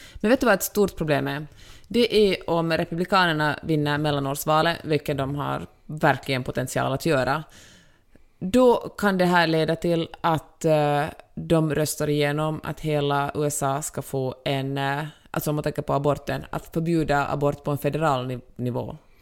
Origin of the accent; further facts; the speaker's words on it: Finland; now in Los Angeles, United States; jag är så mycket finländare